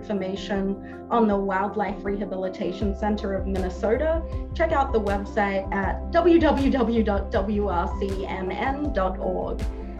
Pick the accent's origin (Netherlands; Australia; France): Australia; moved away; I'm from Australia